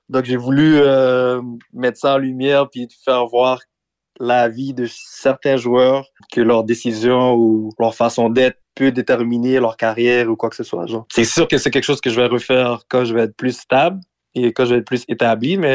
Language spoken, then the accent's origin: French; Montreal, Quebec, Canada; born there; T'as pas besoin nécessairement d'être né en Haïti. Moi, je suis né à Montréal.